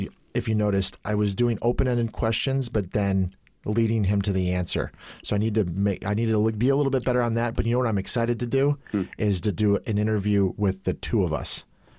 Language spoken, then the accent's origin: English; Chicago, Illinois, United States; moved away as an adult; growing up in Chicago